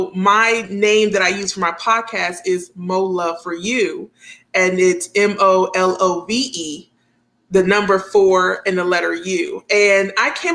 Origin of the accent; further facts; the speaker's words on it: New York, United States; when we were growing up in New York